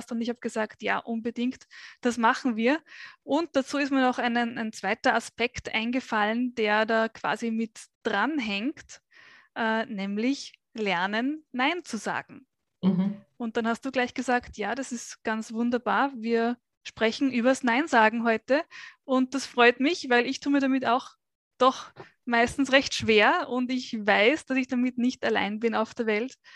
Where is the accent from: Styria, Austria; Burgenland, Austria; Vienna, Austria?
Vienna, Austria; Ich bin geboren und aufgewachsen in Wien.